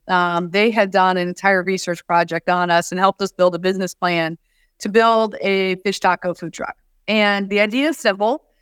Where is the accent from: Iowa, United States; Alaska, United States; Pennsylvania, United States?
Iowa, United States; West Branch; I grew up in West Branch, Iowa.